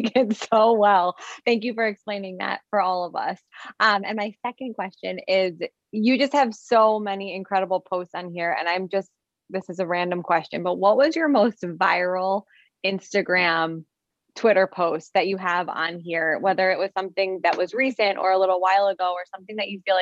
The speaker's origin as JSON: {"language": "English", "region": "New Jersey", "country": "United States", "said": "I'm from New Jersey"}